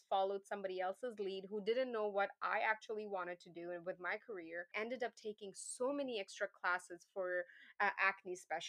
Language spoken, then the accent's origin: English; Pakistan; English is a second language; moved away; when I came from Pakistan, I had a certification. We don't have state boards there.